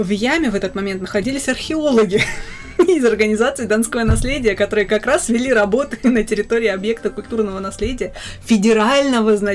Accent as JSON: {"language": "Russian", "town": "Rostov-on-Don", "region": "Rostov Oblast", "country": "Russia", "tie": "born or raised there", "also_born_or_lived": "Minsk, Belarus", "moved": "as an adult", "said": "Я не из Ростовской ну, области, что? я родилась в Минске. Ну, не, Но ну, ну в Ростове я прожила большую часть своей"}